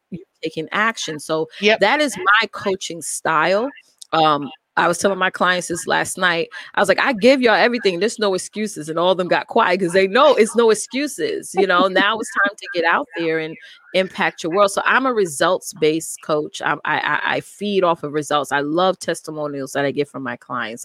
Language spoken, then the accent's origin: English; New York, United States; I am from New York, uh, born and raised here in New York.